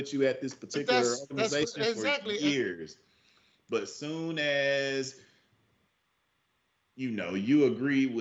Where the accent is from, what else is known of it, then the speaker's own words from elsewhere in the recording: the South, United States; born and raised in the South